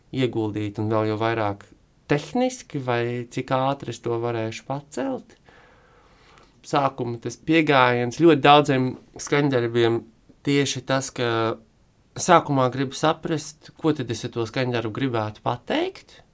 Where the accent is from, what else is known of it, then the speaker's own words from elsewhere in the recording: Latvia; moved away; tā ir mana, mana dzimtene